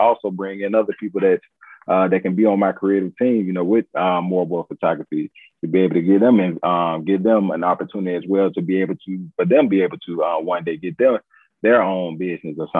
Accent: Montgomery, Alabama, United States; I'm from Montgomery, man. That's where I'm from.

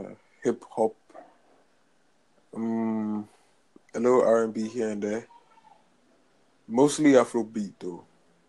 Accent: Ghana; I'm from Ghana.

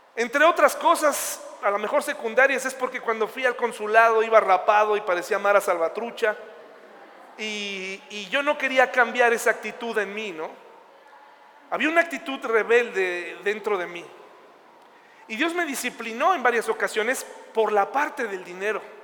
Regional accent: Mexico; yo soy mexicano, aquí pienso estar, aquí voy a echar raíces en mi ciudad

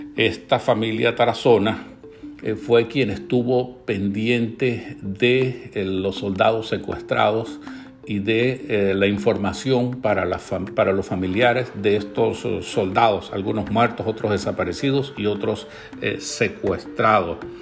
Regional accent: Venezuela; nosotros como venezolanos

